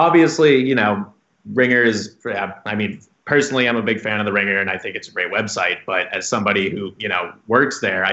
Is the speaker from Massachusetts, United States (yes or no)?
yes; Boston, Massachusetts, United States; I'm from Boston